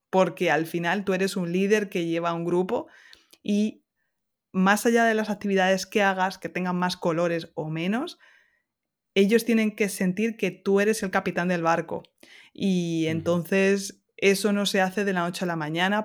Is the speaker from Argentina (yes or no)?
no; Castilla-La Mancha, Spain; moved away as an adult; now in Alsace, France; extraño muchísimo el sol y el cielo azul de la Mancha, que aquí en Alsacia la mitad del año está cubierto